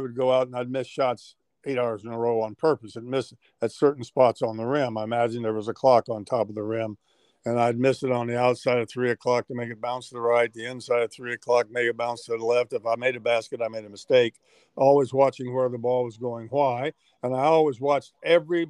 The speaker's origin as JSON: {"language": "English", "town": "Middletown", "region": "Ohio", "country": "United States", "tie": "born or raised there", "said": "my hometown of Middletown, Ohio, was only 30 miles away from Cincinnati"}